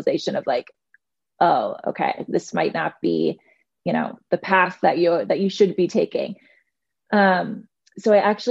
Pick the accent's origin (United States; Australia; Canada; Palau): United States; Detroit, Michigan; moved away as an adult; also born or lived in New York; now in Chicago, United States; I'm actually from Detroit originally